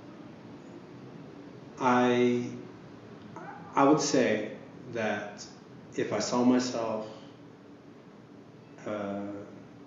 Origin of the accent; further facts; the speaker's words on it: Sapulpa, Oklahoma, United States; also born or lived in Okemah, Oklahoma; I grew up in Okemo, and I grew up in Sepulpa